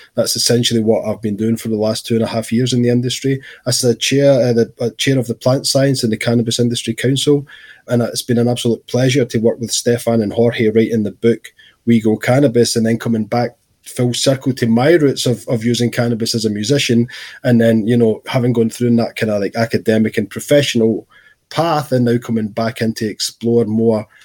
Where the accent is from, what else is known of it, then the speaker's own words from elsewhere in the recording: Scotland, United Kingdom; growing up in Scotland in my teens.